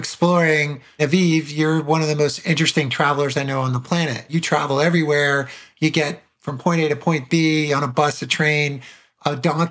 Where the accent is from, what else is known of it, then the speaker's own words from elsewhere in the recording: New York City, New York, United States; also born or lived in Los Angeles, California; we moved from Los Angeles to New York City when I was 10 years old